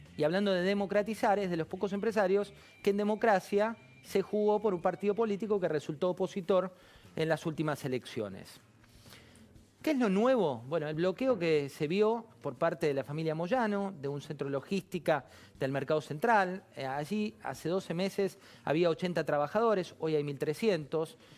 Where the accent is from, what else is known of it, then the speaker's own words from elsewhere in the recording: Argentina; nuestro país